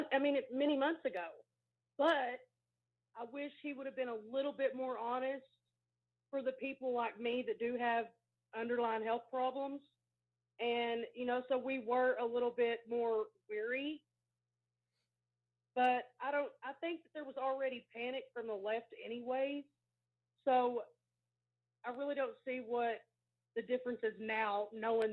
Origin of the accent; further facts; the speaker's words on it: Dennis, Texas, United States; now in Capitan, United States; I'm actually from Dennis, Texas.